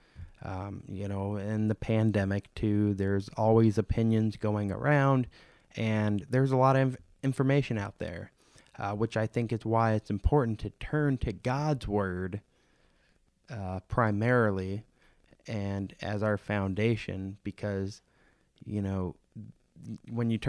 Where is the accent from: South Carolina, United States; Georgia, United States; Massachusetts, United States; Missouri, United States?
Missouri, United States; St. Louis; moved away; my pastor from my hometown congregation in St. Louis